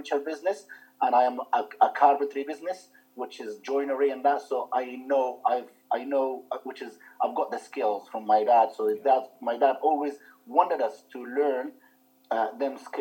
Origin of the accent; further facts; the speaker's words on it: Libya; English is a second language; moved away as an adult; also born or lived in Malta; now in United Kingdom; 94, after my show, I moved from Libya. I went to Malta